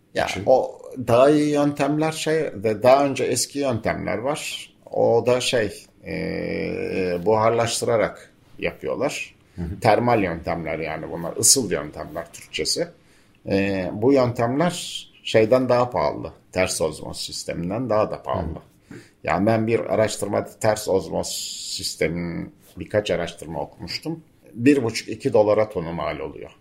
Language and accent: Turkish; Bozcaada, Çanakkale, Turkey; çocukluğumuzda araç yoktu burada